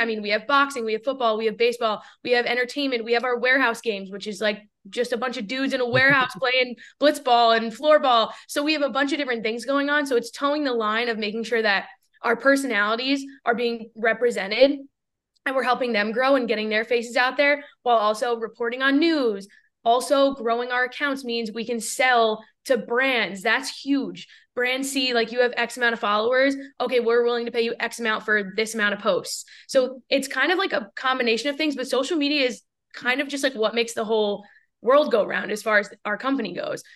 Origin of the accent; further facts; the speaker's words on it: New York, United States; moved away as an adult; also born or lived in Seattle; where I grew up in New York